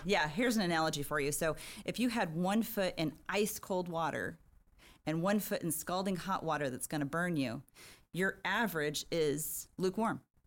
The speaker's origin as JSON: {"language": "English", "town": "San Diego", "region": "California", "country": "United States", "tie": "born or raised there", "also_born_or_lived": "Riverside, California", "said": "when Just I was four years old, uh, family moved down here to San Diego. I've been here ever since"}